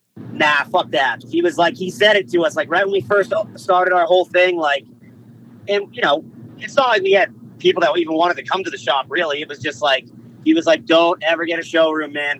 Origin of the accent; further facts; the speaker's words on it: East Coast, United States; we're from the East Coast